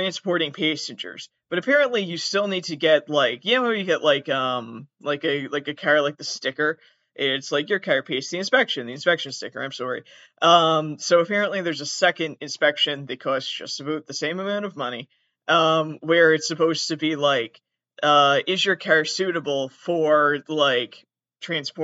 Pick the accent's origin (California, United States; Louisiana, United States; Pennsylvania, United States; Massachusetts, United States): Massachusetts, United States; southern; I'm very specifically from southern Massachusetts